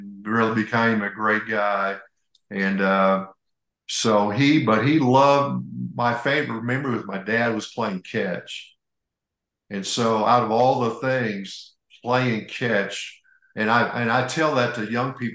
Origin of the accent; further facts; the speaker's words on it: Indiana, United States; One of the things I remember from growing up in Indiana was my dad was a railroader, John